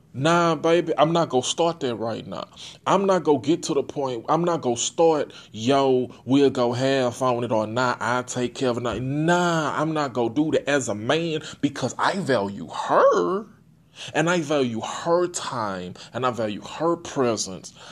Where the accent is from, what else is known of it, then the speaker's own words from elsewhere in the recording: Port Arthur, Texas, United States; I'm from Port Arthur, Texas